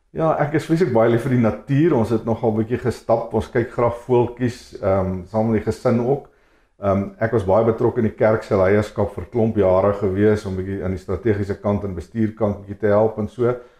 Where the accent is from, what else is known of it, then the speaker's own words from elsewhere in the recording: Free State, South Africa; ek het in die Vrystaat groot geword